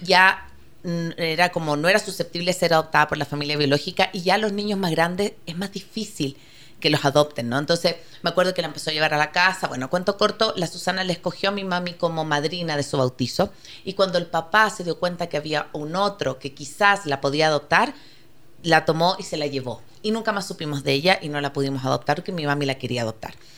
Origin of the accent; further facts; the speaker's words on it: Chile; moved away; yo soy chilena, vengo de una realidad muy distinta